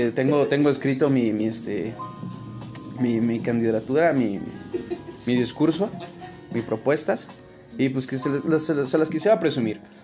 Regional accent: Mexico City, Mexico; más que conocido como El Chilango

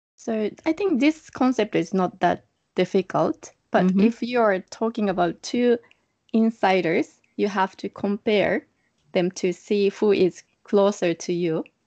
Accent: Japan; from Japan

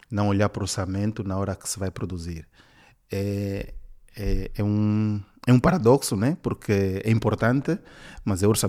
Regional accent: Benguela, Angola; Sempre trabalhei em Angola, vim de Benguela, que é uma província assim, pior do que Luanda.

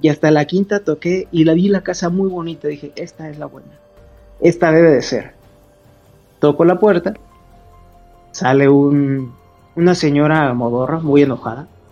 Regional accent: Salvatierra, Guanajuato, Mexico; yo soy de Salvatierra

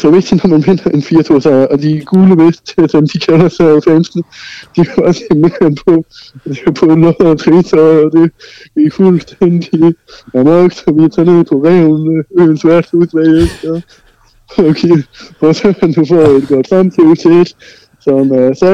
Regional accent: Central Denmark Region, Denmark; Det, uh, ja, jeg er født og på Samsø.

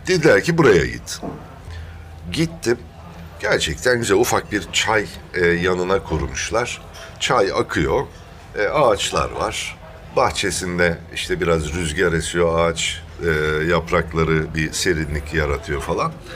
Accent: Thrace, Turkey; accent: Thracian; moved away; Trakya'ya gidince benim şivem de iki gün alıyor değişmesi, tabii, tabii, Trakya de şivesine bürünmesi. Ee, yani aslen Trakyalıyım.

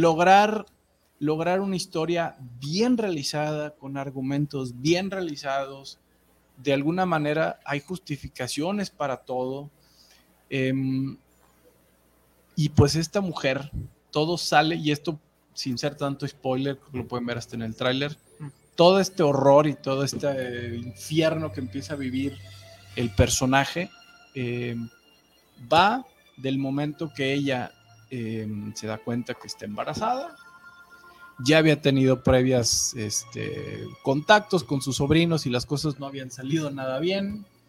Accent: Mexico City, Mexico; yo que soy de CDMX, pues del DF, yo, todavía le digo el DF

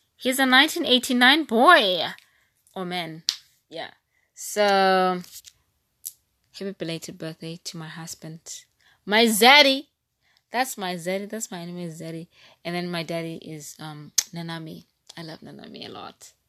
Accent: East London, Eastern Cape, South Africa; I'm from East London and not P

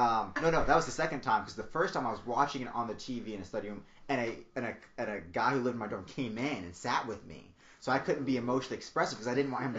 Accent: Charlottesville, Virginia, United States; also born or lived in Richmond, Virginia; I grew up in Charlottesville

